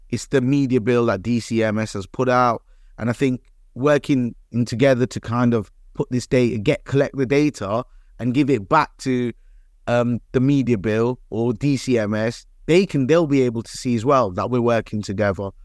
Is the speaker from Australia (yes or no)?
no; Leicester, East Midlands, United Kingdom; Leicester element, because it's my hometown